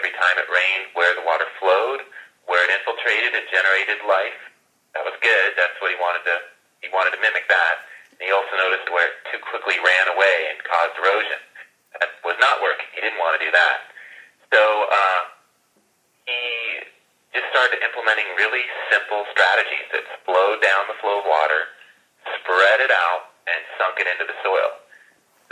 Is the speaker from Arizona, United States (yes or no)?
yes; Tucson, Arizona, United States; I grew up in Tucson, Arizona